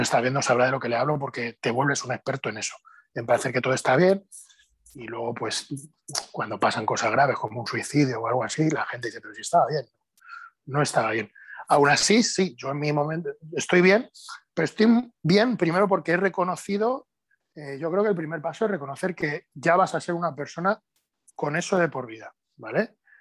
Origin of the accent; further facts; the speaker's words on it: Spain; soy el único español que ha competido en cuatro categorías de pesos